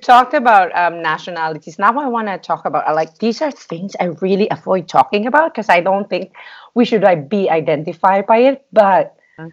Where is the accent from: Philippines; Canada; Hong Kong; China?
Philippines; I'm from a third world country